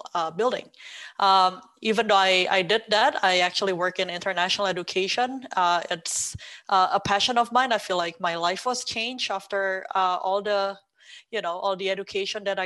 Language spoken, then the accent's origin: English; Indonesia; moved away as an adult; also born or lived in China / United Kingdom; I'm originally from Indonesia. I was born and raised in there.